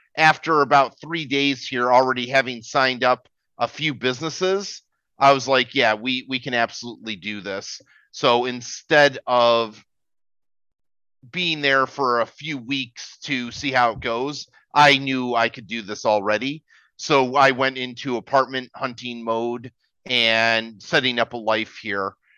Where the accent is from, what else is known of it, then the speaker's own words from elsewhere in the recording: United States; moved away as an adult; now in Philippines; as an American, I moved to the Philippines